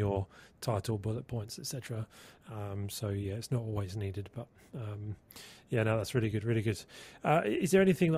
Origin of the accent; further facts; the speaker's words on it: England, United Kingdom; I'm English